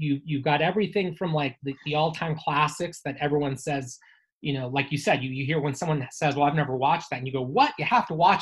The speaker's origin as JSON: {"language": "English", "region": "California", "country": "United States", "tie": "born or raised there", "moved": "yes", "said": "I grew up in California"}